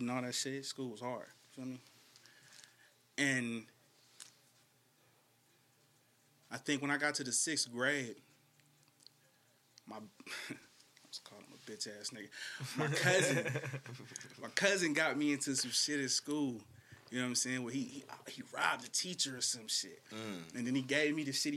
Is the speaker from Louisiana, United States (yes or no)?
yes; Shreveport, Louisiana, United States; now in Bay Area, United States; I grew up in the South